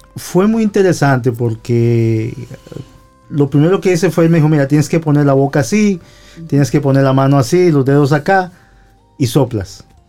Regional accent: Guadalupe, San José, Costa Rica; en mi pueblo, en San José, yo vengo de San José, en mi pueblo se llama Guadalupe

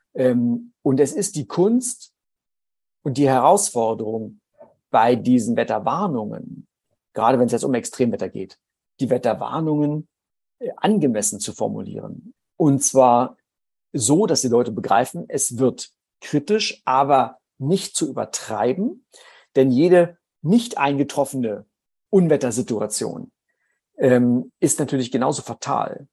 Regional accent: Germany; ich komme aus der DDR

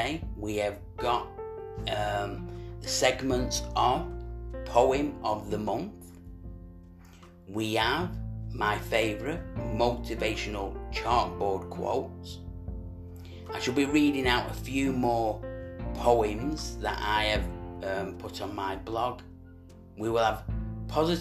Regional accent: Manchester, North West England, United Kingdom; we're from Manchester

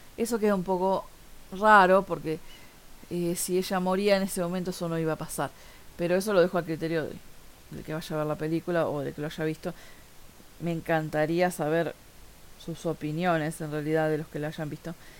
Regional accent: Montevideo, Uruguay; soy de Montevideo, Uruguay

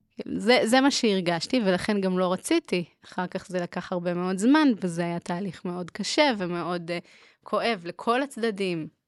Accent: Haifa, Haifa District, Israel; moved away as an adult; now in Jerusalem, Israel; מקהילה אה, ליטאית בחיפה.

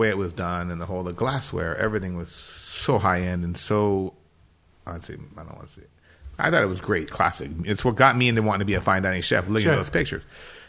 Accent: France; English is a second language; Kind of like when I grew up cooking in France, there was one tasty menu and everybody used to order a la carte.

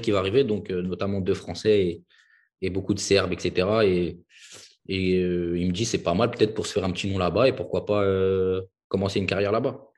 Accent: Villepinte, Île-de-France, France; also born or lived in Hungary; je suis originaire de Paris, la banlieue parisienne

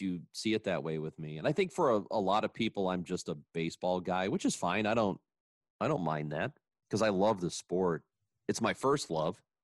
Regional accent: Granite City, Illinois, United States; growing up in Granite City.

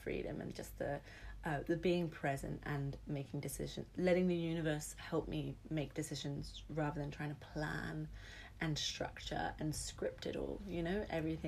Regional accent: London, United Kingdom; I grew up in London

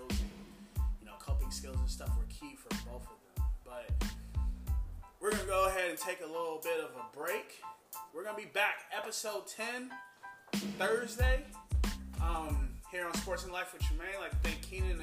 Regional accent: Indiana, United States; now in Utah, United States; I'm from Indiana, and we're all from Indiana

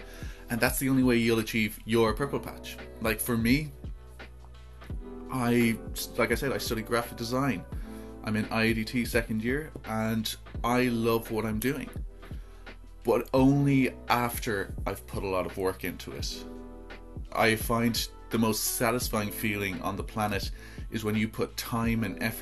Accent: Ireland

